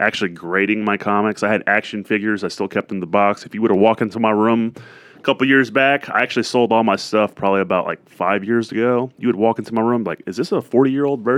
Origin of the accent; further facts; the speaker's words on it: Cleveland, Tennessee, United States; moved away as an adult; also born or lived in New Orleans, Louisiana; now in Dallas, United States; Cleveland, that's where I grew up